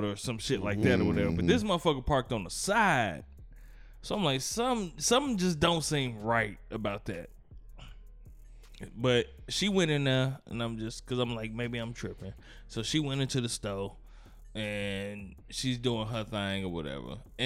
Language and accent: English; Gary, Indiana, United States; I'm from Gary